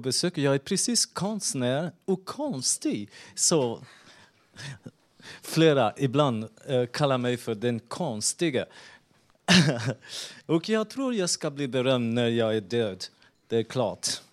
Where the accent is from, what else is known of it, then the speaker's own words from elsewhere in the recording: France; Jag är fransman.